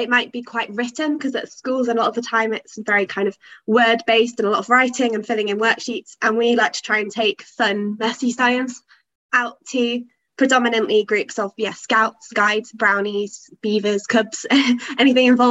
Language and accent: English; Loughborough, East Midlands, United Kingdom; moved away as an adult; now in Durham, United Kingdom; I'm from Loughborough in the Midlands, so about 3 hours south of Durham